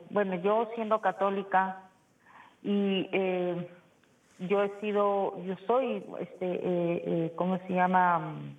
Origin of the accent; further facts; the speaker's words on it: Callao, Peru; Este, bueno, yo soy católica, pertenezco al obispado del Callao, soy del Callao.